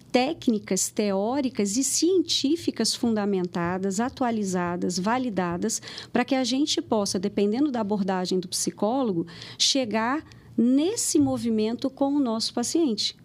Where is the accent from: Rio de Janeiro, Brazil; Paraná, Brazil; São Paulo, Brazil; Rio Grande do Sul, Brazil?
Rio de Janeiro, Brazil; moved away as an adult; now in Lagoa Santa, Brazil; eu sou carioca e eu vim para Minas, hoje eu moro em Lagoa Santa